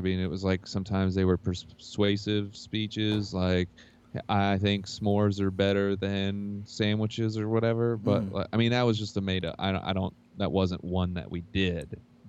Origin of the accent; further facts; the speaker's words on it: Hamilton, Ohio, United States; Well, growing up in Hamilton, Ohio, as you well know, sometimes you got to do what you got to do to survive, you know?